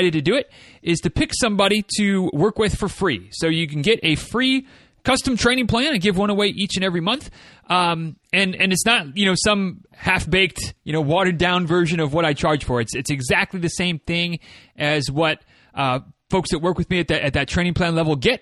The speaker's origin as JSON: {"language": "English", "region": "Michigan", "country": "United States", "tie": "born or raised there", "said": "from my home state"}